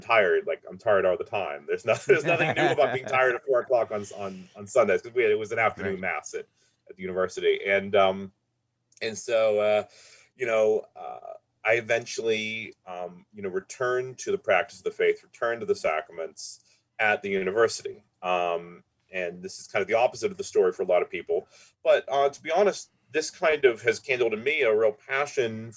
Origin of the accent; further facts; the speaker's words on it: Pittsburgh, Pennsylvania, United States; I was born and raised in Pittsburgh